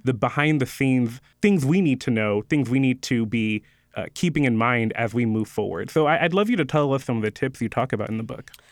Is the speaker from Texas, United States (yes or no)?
yes; Houston, Texas, United States; I'm from Houston